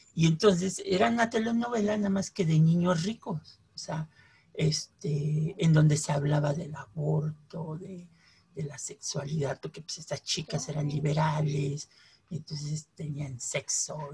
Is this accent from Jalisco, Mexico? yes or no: no; Mexico City, Mexico; los de la Ciudad de México mezclamos este, el tamal pues, con el pan